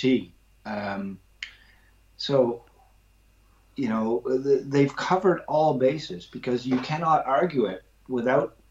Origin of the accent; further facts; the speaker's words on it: Canada; moved away as an adult; also born or lived in London, England; now in England; where I grew up in Canada